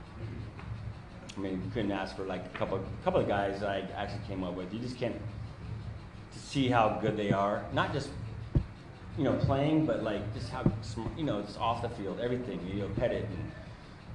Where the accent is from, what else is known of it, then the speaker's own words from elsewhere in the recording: San Diego, California, United States; I'm from San Diego.